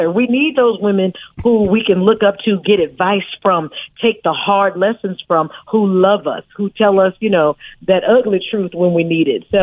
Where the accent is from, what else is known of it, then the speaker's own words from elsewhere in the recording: Oakland, California, United States; I'm from Oakland, California. {S3} Mm-hmm. I'm a {S6} native of Oakland